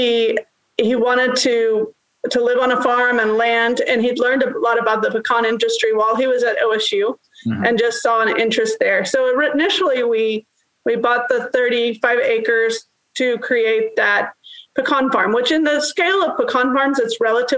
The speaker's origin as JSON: {"language": "English", "town": "Tulsa", "region": "Oklahoma", "country": "United States", "tie": "born or raised there", "said": "both from Midtown Tulsa, Tulsa area, and both attended Edison High School"}